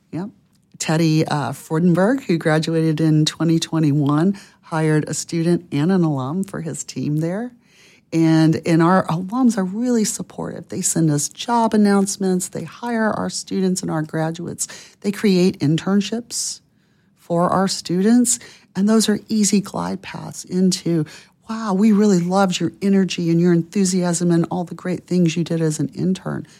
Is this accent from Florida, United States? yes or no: yes; Pensacola, Florida, United States; my hometown of Pensacola, Florida